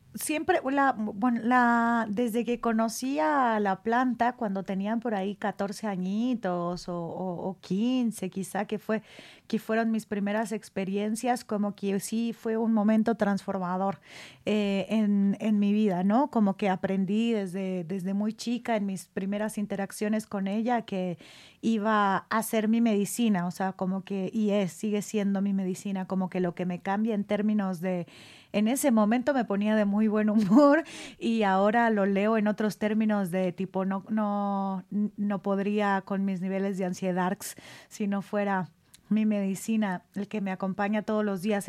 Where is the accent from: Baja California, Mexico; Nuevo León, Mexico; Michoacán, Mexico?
Michoacán, Mexico; now in Mexico City, Mexico; yo soy eh, michoacana